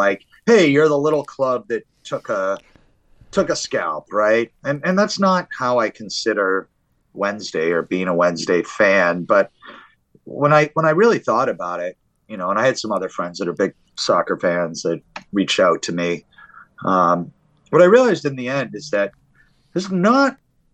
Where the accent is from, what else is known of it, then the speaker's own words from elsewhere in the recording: United States; I'm an American